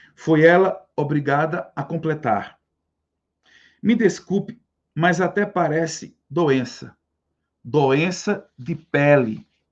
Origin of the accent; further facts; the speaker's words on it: Northeast Region, Brazil; nós temos orgulho de ser nordestinos